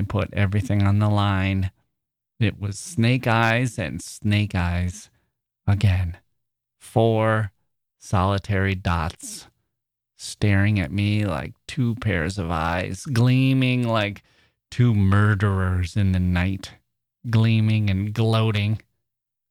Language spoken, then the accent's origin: English; Wisconsin, United States; Wisconsin. So thanks once again, you ditch made by glaciers. my home state